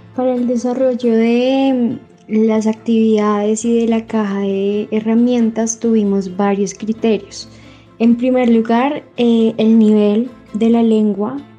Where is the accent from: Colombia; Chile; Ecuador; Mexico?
Colombia; Bogotá; soy de Bogotá, tengo 22 años